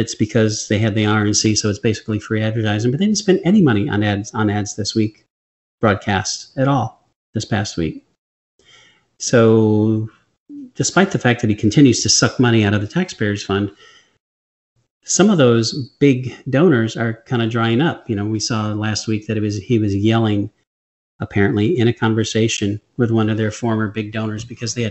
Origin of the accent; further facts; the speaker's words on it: Michigan, United States; moved away; I grew up in Michigan